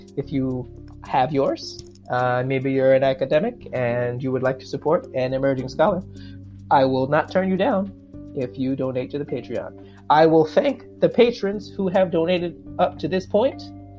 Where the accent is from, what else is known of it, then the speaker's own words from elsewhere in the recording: New York, United States; also born or lived in South Korea; As you know, I'm a Black doctoral student. I live in Queens, New York. I was born and raised in New York, although I've lived in a couple of other places.